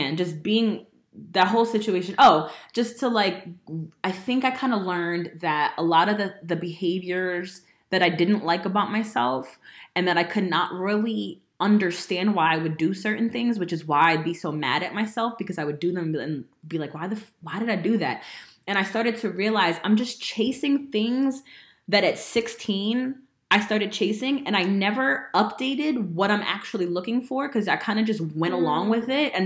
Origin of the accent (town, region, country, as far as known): Woodbridge, New Jersey, United States; born or raised there; moved away